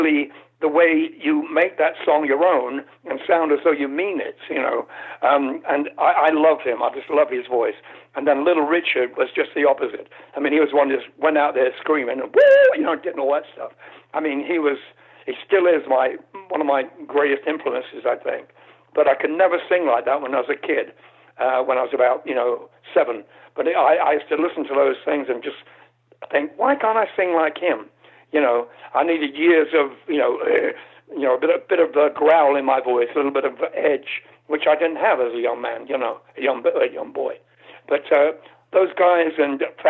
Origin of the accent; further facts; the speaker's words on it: United Kingdom; I'm British